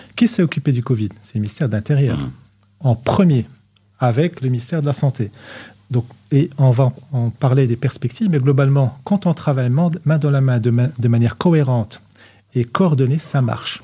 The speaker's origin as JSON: {"language": "French", "country": "Morocco", "moved": "yes", "said": "Nous sommes des Marocains, nous sommes au Maroc"}